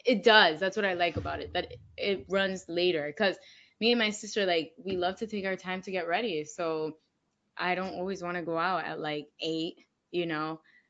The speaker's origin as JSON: {"language": "English", "town": "Miami", "region": "Florida", "country": "United States", "tie": "born or raised there", "also_born_or_lived": "Orlando", "said": "I was born and raised in Miami, Florida. So from the 305."}